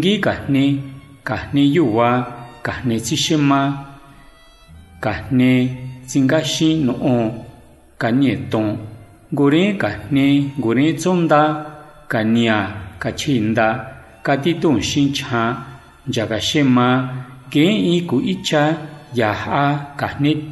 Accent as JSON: {"language": "Spanish", "town": "San Felipe Otlaltepec", "region": "Puebla", "country": "Mexico", "tie": "born or raised there", "said": "Soy originario de San Felipe Tlaltepec, Tepeji de Rodríguez Puebla. Además del español, hablo ngiwa y náhuatl."}